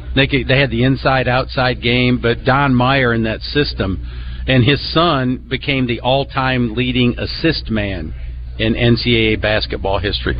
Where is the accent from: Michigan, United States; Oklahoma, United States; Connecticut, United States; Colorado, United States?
Michigan, United States; now in Arkansas, United States; I grew up in Michigan